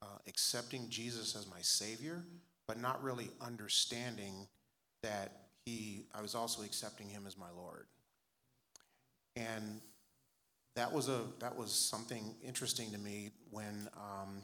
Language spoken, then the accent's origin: English; Los Angeles, California, United States; I grew up in Southern California. I was born in South Central LA. Grew up there most of my elementary school years.